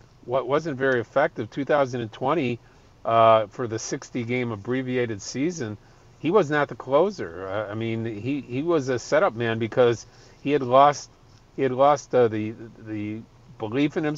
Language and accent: English; Chicago, Illinois, United States; I'm a Chicagoan. My daughter lives in Chicago. All my friends and family live in Chicago